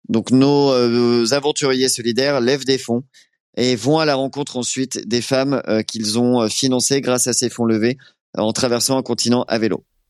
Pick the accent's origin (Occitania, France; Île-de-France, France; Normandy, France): Normandy, France; Rouen; moved away; je venais de Rouen